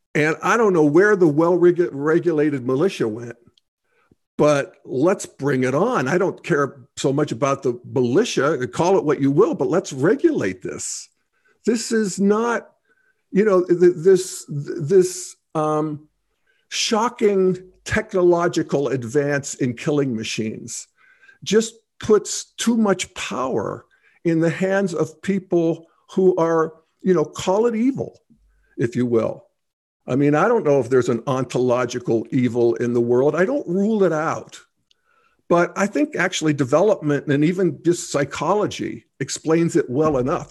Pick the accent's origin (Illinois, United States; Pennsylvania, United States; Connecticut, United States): Pennsylvania, United States; Western; I grew up in Western Pennsylvania in a rural hunting situation